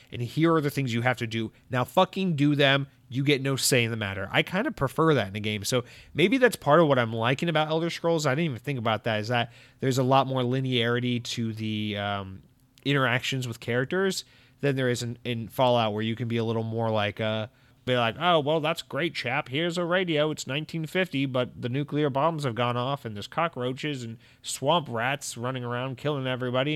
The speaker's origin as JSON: {"language": "English", "region": "North Georgia", "country": "United States", "tie": "born or raised there", "moved": "yes", "lives_now": "Florida, United States", "said": "growing up in Georgia, in, you know, in North Georgia"}